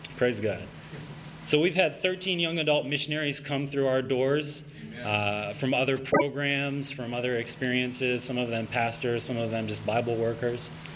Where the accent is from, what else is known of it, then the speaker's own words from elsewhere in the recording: Pennsylvania, United States; also born or lived in Allentown, Pennsylvania; I'm from Pennsylvania. I'm, I'm living in Allentown, Pennsylvania right now